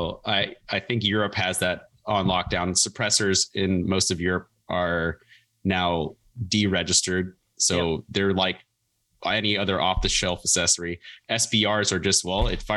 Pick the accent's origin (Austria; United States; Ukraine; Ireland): United States; Oregon; moved away; growing up in Oregon